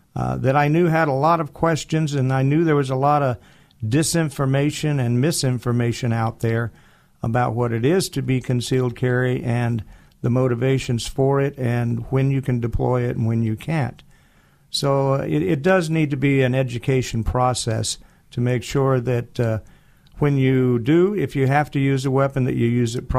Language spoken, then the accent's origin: English; Boise, Idaho, United States; Well, I was raised as an Air Force brat. My father was in the Air Force, a career man. And he ended up retiring here in the Boise area. So I went to school in Boise High